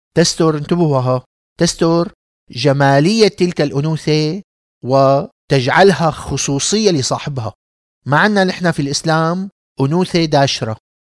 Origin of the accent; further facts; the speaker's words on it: Damascus, Damascus Governorate, Syria; كإنسان دمشقي، من عائلة دمشقية عريقة